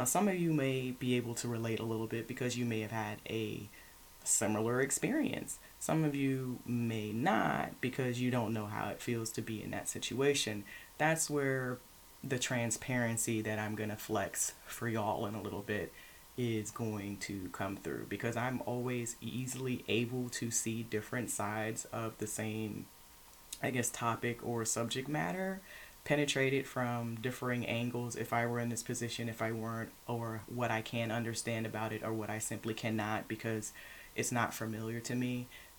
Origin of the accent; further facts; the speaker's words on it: Lufkin, Texas, United States; now in Houston, United States; I'm from Lufkin, Texas, but I lived in a military family. We traveled a lot, so I'm not really from anywhere.